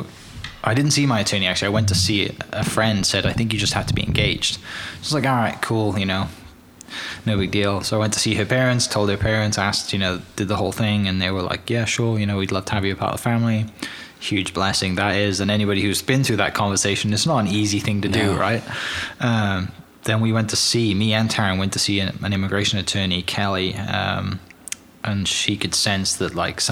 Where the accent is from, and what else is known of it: Bridgend, Wales, United Kingdom; born or raised there; accent: Welsh; moved away as an adult; now in Oklahoma, United States